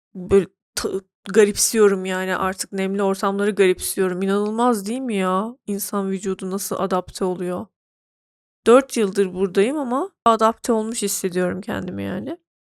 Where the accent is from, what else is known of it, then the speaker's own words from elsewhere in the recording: Turkey; now in Ankara, Turkey; Ben Türk'üm. Türk kültüründe yetişmişim.